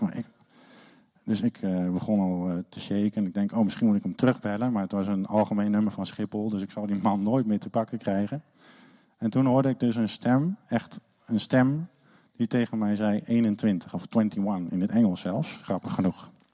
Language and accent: Dutch; Netherlands; als Nederlander